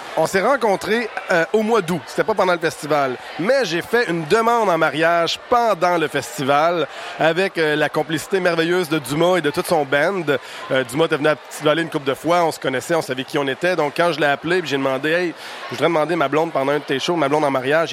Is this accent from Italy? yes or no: no; Ville-Marie, Quebec, Canada; Je suis originaire de Ville-Marie au Témiscamingue, à l'autre bout du Québec, c'est à la frontière à l'Ontario